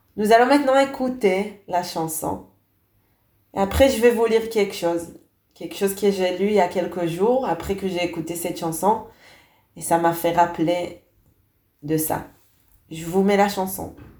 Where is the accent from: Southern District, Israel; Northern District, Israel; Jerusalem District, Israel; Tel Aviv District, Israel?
Jerusalem District, Israel; Beit Shemesh; j'ai grandi en Israël